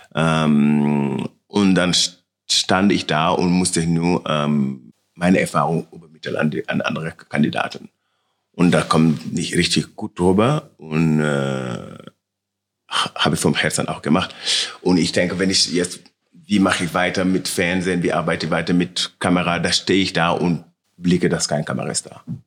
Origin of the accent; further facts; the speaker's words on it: Senegal; German is a second language; also born or lived in Milan / Paris; now in Munich, Germany; meine Heimat und meine richtige, richtige Zuhause ist in Senegal, bei meiner Mama